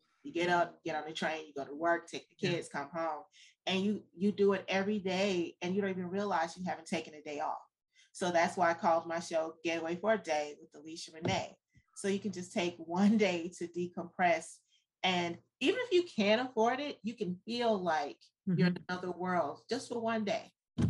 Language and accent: English; the South, United States; now in New York, United States; I'm from the South